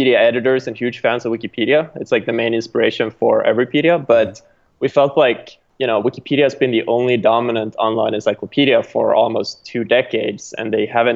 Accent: Sweden; now in California, United States; I'm originally from Sweden, but now living in California

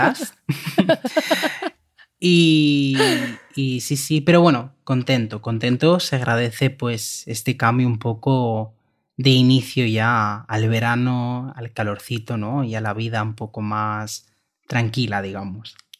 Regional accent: Catalonia, Spain; de la comunidad de Cataluña, donde, de donde yo soy

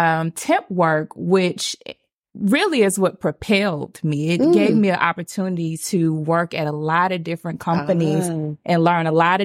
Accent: Atlanta, Georgia, United States; I am right here from Atlanta

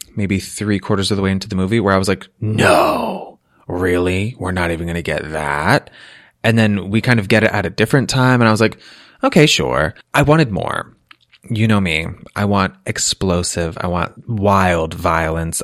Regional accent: Massachusetts, United States; growing up in Massachusetts

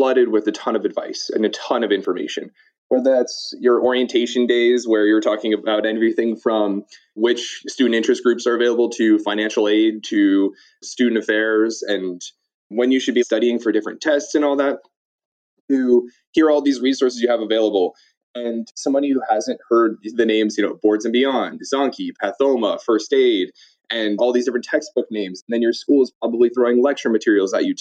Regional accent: Chicago area, Illinois, United States; moved away as an adult; also born or lived in North Carolina; all of my education prior to college was actually in the Chicago area

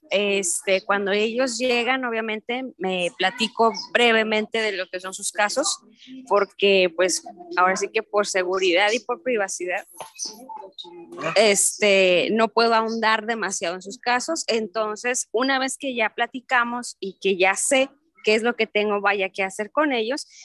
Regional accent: Honduras; now in Mexico; De Honduras.

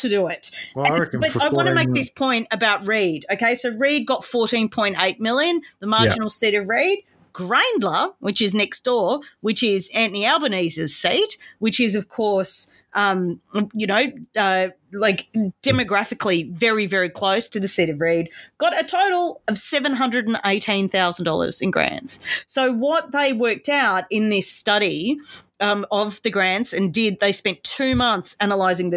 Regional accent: Australia; also born or lived in Sydney; as an Australian

